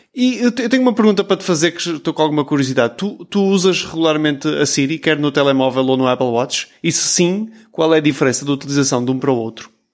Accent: Portugal; accent: European Portuguese; o nosso sotaque mais fechado

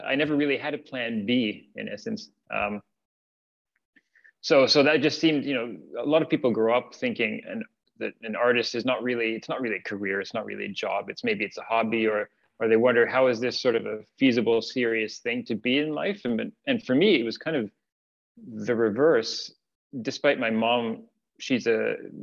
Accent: Ottawa, Ontario, Canada; moved away as an adult; also born or lived in Finland; now in Montreal, Canada; I grew up in Ottawa

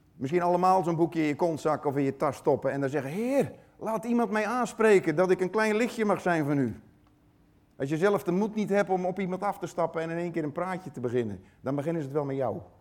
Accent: Tholen, Zeeland, Netherlands; van het eiland Tola.

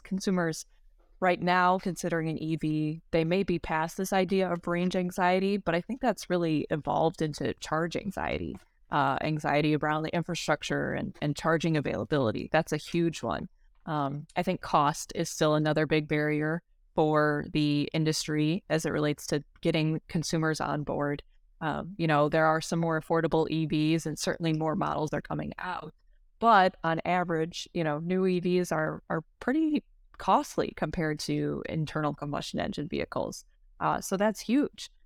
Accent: Detroit, Michigan, United States; born and raised in the Metro Detroit area

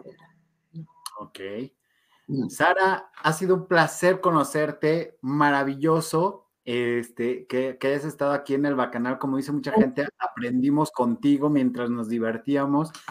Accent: León, Guanajuato, Mexico; León, Guanajuato. No puedo creerlo. De mi tierra santa

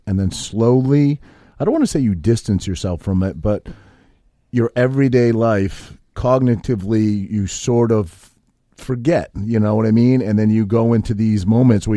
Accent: Maine, United States; also born or lived in Whiting, New Jersey; now in New Jersey, United States; I grew up in Maine, grew up in New England

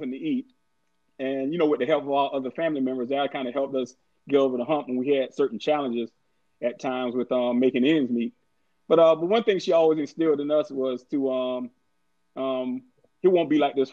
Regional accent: Orangeburg, South Carolina, United States; December 18th, 1973 was the day I was born in Orangeburg, South Carolina

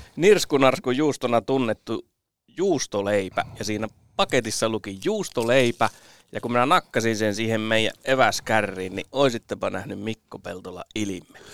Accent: Kainuu, Finland; also born or lived in North Karelia; Olen siis Pohjois-Karjalassa syntynyt ja kuusi ensimmäistä elämäni vuotta siellä asunut, mutta Kainuussa kouluni käynyt

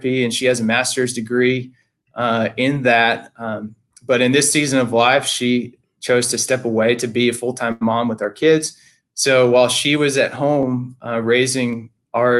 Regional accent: Texas, United States; moved away as an adult; now in Franklin, United States; I am from Texas

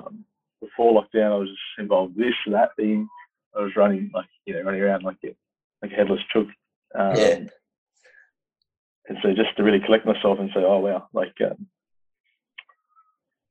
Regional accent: Sydney, New South Wales, Australia; I grew up in West Sydney, so I'm a Southwest Sydney boy

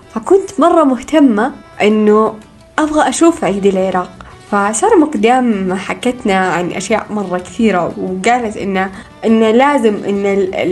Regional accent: Saudi Arabia; بالسعودية لأنها دولتنا ولأننا نحب العيد يكون بلهجتنا

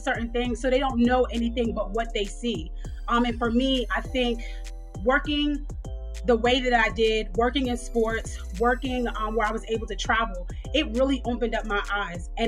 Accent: New York City, New York, United States; now in Atlanta, United States; So I grew up in New York. I grew up in Queens, New York

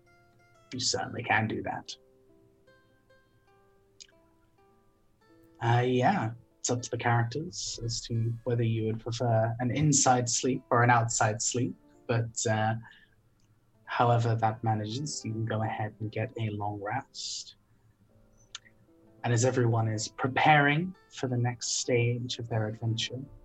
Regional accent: United Kingdom; I'm British

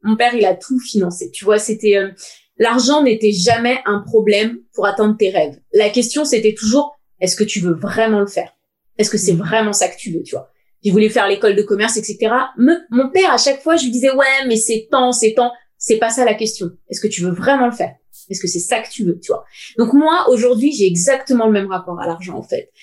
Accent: Seine-Saint-Denis, Île-de-France, France; also born or lived in United States; now in Paris, France; j'ai grandi avec euh, mes deux parents et mon père. Au début, il était cheminot à la SNCF, donc on était dans un petit HLM dans le 93

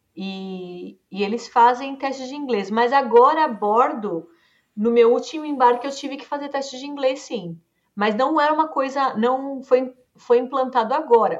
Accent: Brazil; eu sou brasileira, nascida, criada, estudei aqui a vida toda.

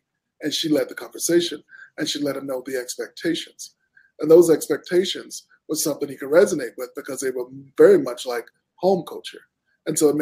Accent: Houston, Texas, United States; I grew up in Houston, Texas

